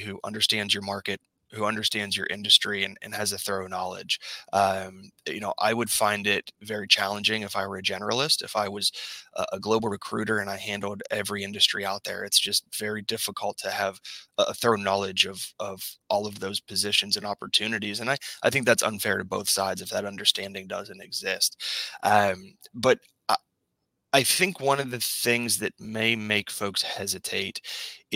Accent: Pittsburgh, Pennsylvania, United States; I grew up in the Pittsburgh area

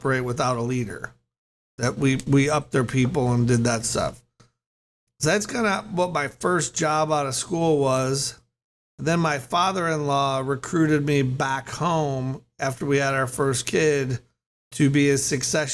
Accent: Chicago, Illinois, United States; moved away as an adult; also born or lived in California; I grew up in the Chicago area

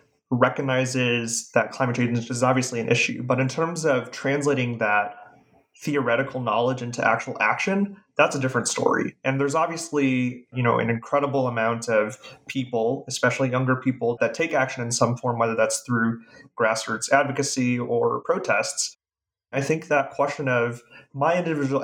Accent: Wisconsin, United States; I'm from Wisconsin.

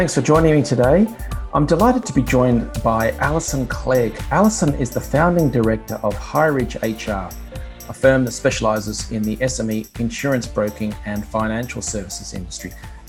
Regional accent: Australia; I'm an Aussie

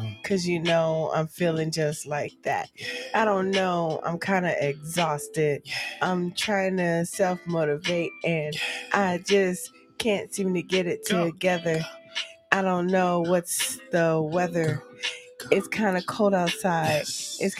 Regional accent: the Bay Area, California, United States; I'm from California, so I grew up with friends from India.

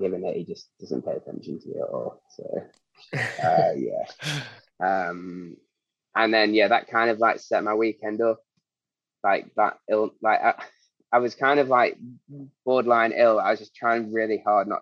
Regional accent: Derby, East Midlands, United Kingdom; moved away; had to drive down to Derby, which is my hometown

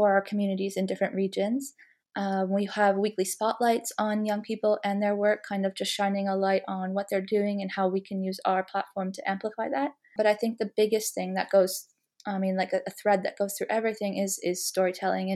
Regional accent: Canada; moved away as an adult; also born or lived in Malawi; now in London, United Kingdom; I'm originally from Canada, where I studied communications and international relations in my undergrad

